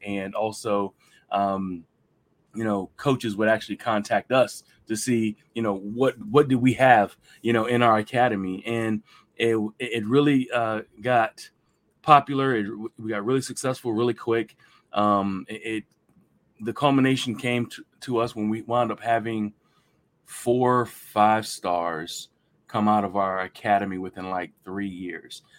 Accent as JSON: {"language": "English", "area": "Hampton Roads", "region": "Virginia", "country": "United States", "tie": "born or raised there", "said": "I'm one of the few people who are originally from Hampton Roads"}